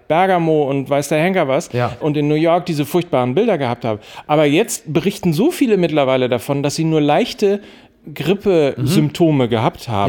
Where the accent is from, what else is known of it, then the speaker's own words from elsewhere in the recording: Germany; uns als Deutsche